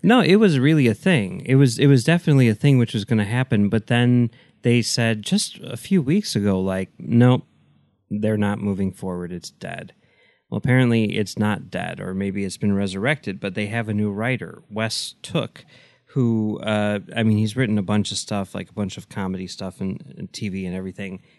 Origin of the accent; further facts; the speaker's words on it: Chicago, Illinois, United States; I grew up in Chicago